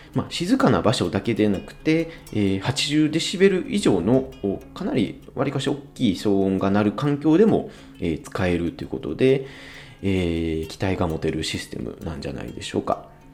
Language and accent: Japanese; Kansai, Japan; accent: Kansai dialect; 僕は割あの関西で生まれてずっと関西育ち